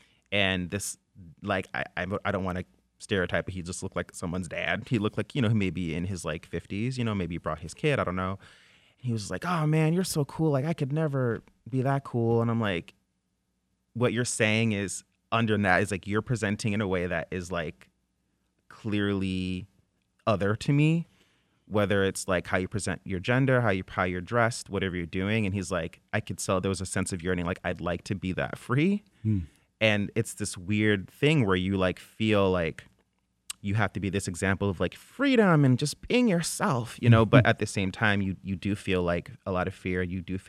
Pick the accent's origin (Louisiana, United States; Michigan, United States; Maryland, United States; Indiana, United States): Michigan, United States; Flint; saying you're from Flint a few years ago, people would be like, oh, is that like, and where is that?